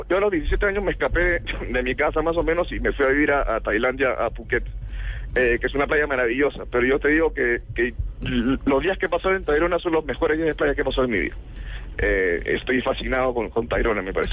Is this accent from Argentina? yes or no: no; Peru; now in Colombia; yo que soy peruano